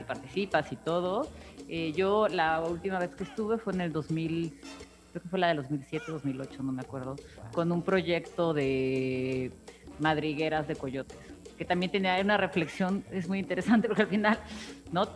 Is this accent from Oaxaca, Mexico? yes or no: yes; Oaxaca, Mexico; moved away as an adult; now in Mexico City, Mexico; ya soy más chilanga que oaxaqueña